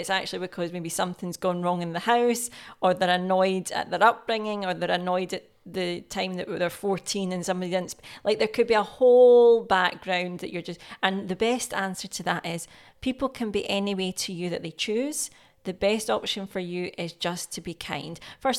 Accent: Scotland, United Kingdom; accent: Scottish; my Scottish accent comes out.

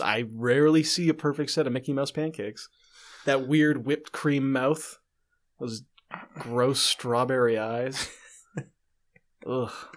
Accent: Calgary, Alberta, Canada; I'm from Calgary

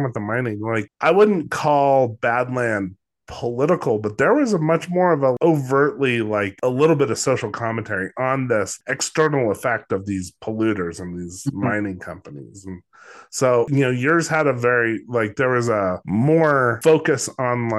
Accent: Los Alamos, New Mexico, United States; that's actually where I'm from Los Alamos, which is where the Manhattan Project was

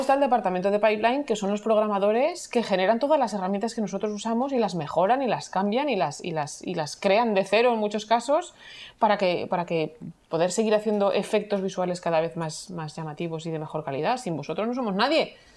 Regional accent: Madrid, Community of Madrid, Spain; moved away as an adult; now in Vancouver, Canada; soy madrileña de origen. Estoy viviendo ahora mismo en Vancouver

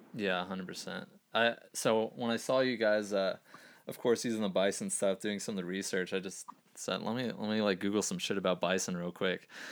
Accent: Gainesville, Florida, United States; moved away; I'm from Gainesville, Florida, originally

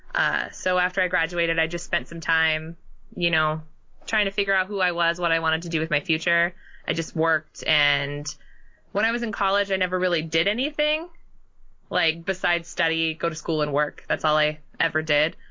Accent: Southern California, United States; moved away as an adult; also born or lived in Hartford, Connecticut; I was born and raised in Southern California

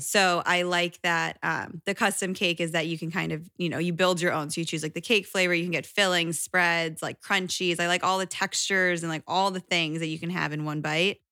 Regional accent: Connecticut, United States; now in New York, United States; I grew up in Connecticut

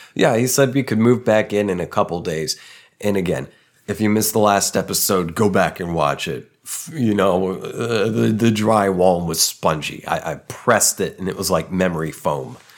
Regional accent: Tulsa, Oklahoma, United States; moved away as an adult; also born or lived in Texas; my hometown

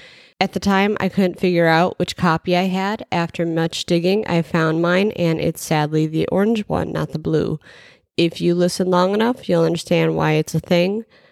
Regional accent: Midwest, United States; moved away; Although I've, like, learned just to call it soda so people don't know I'm from the Midwest, but then I'll drop a y'all

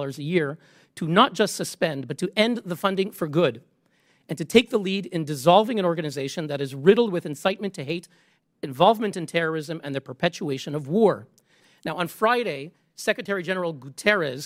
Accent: Canada; moved away; as a Canadian

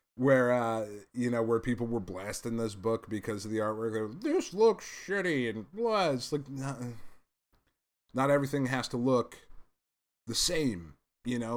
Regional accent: Englewood, New Jersey, United States; I was born in Englewood.

